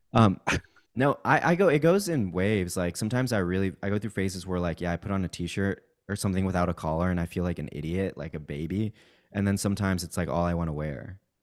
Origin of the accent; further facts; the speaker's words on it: Kansas, United States; also born or lived in Mexico City, Mexico; I, I moved to Kansas when I was in third grade and went to, like, high school there, but I'm originally from Mexico City